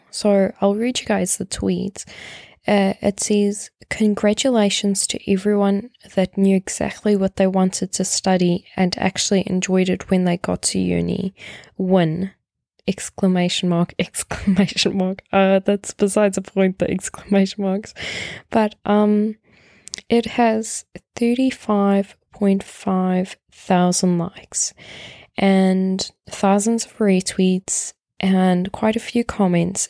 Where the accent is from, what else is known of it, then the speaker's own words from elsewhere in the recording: South Africa; moved away; I come from South Africa